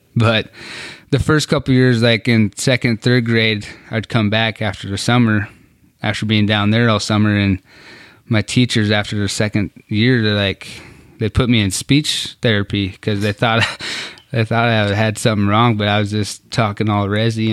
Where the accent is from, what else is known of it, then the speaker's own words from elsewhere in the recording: Trenton, North Dakota, United States; Born and raised in Trenton, North Dakota